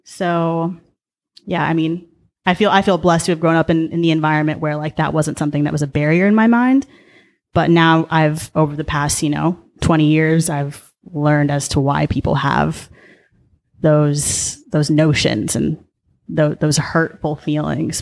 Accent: Mission Viejo, California, United States; also born or lived in Boulder, Colorado / Denver, Colorado; I was born and raised in Orange County

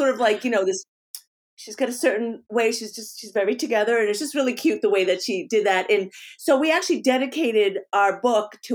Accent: France; born there; And I was born in France because of that.

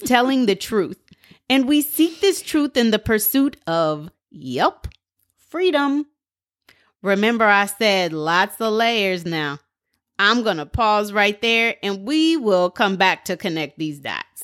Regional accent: Portland, United States; I'm from Portland

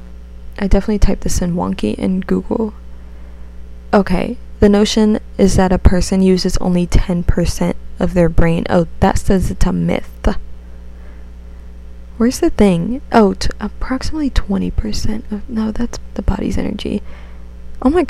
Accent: United States; accent: American; my American way

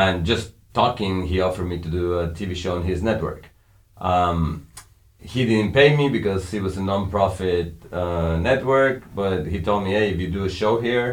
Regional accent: Mexico; We grew up in Mexico, up in the mountains

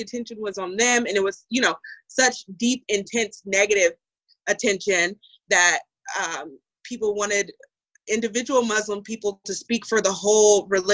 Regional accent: Houston, Texas, United States; moved away as an adult; now in California, United States; I grew up in Texas

